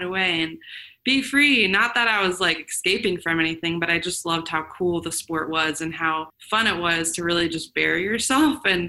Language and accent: English; Florida, United States; also born or lived in Germany; I moved to Florida when I was 6